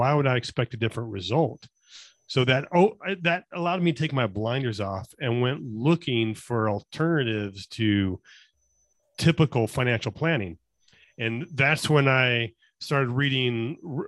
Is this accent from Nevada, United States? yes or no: yes; Las Vegas, Nevada, United States; I'm born and raised in Las Vegas